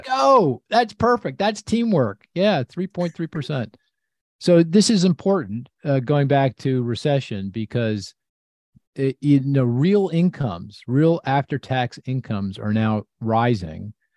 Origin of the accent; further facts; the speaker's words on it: United States; I'm an American